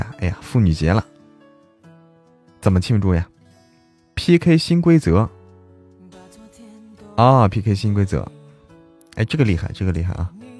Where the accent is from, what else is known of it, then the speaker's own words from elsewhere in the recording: Hebei, China; 老家，我老家河北的，嗯，老家河北啊。